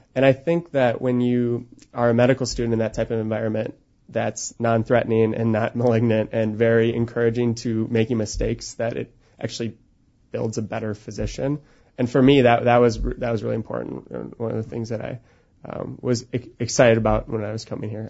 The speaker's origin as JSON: {"language": "English", "town": "Eden Prairie", "region": "Minnesota", "country": "United States", "tie": "born or raised there", "said": "I was born and raised in Eden Prairie."}